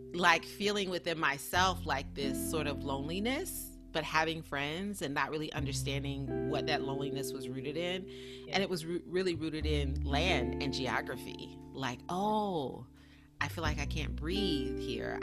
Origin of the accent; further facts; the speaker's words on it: South Carolina, United States; moved away as an adult; also born or lived in Tallahassee, Florida / Atlanta, Georgia / Los Angeles, California; I was born and raised in South Carolina